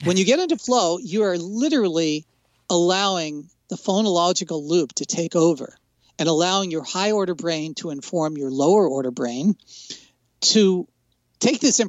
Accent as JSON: {"language": "English", "region": "New Jersey", "country": "United States", "tie": "born or raised there", "said": "I grew up in New Jersey"}